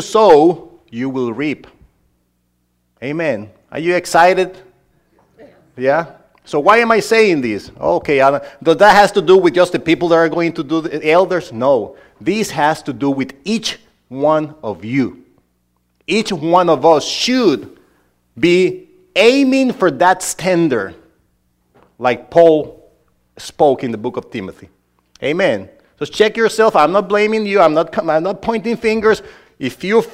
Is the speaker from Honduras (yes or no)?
yes; Honduras; English is a second language; moved away; this guy from Honduras ended up being a preacher there